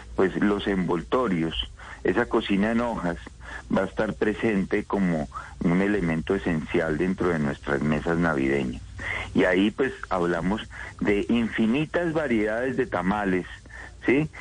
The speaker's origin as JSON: {"language": "Spanish", "country": "Colombia"}